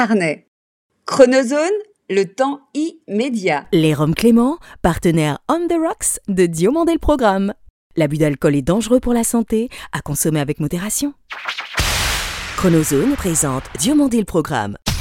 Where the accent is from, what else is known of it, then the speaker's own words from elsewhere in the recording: Martinique; moi en tant que Martiniquais